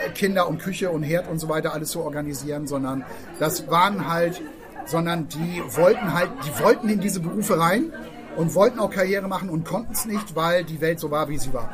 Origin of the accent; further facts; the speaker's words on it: Hamburg, Germany; als Hamburger Schulkinder